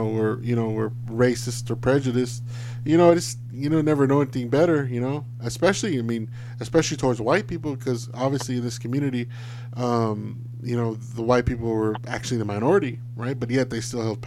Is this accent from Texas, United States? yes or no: yes; Alice, Texas, United States; it's probably less than 10 African American families that lived within Alice in my hometown